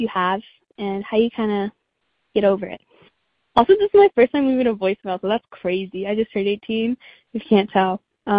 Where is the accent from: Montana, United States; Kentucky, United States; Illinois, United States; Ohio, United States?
Kentucky, United States; I'm from Kentucky, and I'm about to start college as a first generation student.